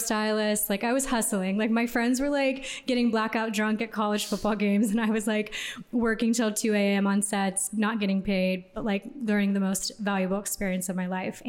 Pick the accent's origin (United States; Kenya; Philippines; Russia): United States; Houston, Texas; moved away as an adult; also born or lived in New York; now in Los Angeles, United States; I'm from Houston. Okay. So I'm a Texan by heart, but I've been out of Houston for 11 years now.